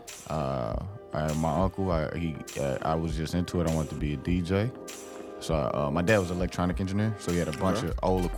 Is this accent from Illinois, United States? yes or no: yes; East St. Louis, Illinois, United States; I grew up in East St. Louis